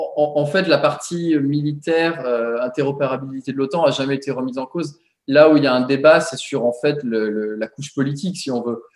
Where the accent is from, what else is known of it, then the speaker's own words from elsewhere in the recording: France; now in Washington, United States; en tant que Français ici à Washington